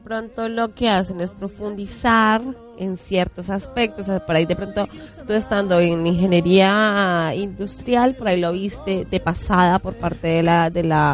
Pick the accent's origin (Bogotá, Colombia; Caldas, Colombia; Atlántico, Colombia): Bogotá, Colombia; also born or lived in Facatativá, Colombia; yo soy de Bogotá, pero viví siete años en Faca